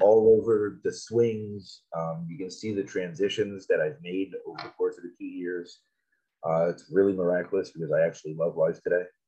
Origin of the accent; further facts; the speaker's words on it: South Florida, United States; I grew up in South Florida